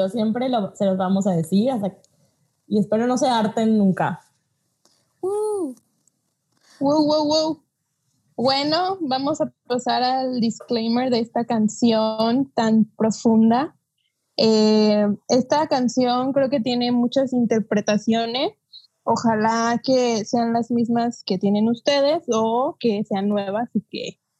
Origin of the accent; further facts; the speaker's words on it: Mexico; Y a la gente que nos escucha en otros países que no son el nuestro, que somos de México